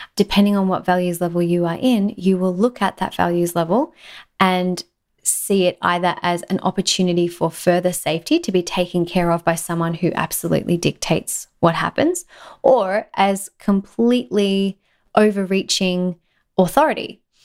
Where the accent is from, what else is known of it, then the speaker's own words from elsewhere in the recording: Australia; In Australia, we have this thing called tall poppy syndrome, and I think it exists everywhere. It's very common in my home country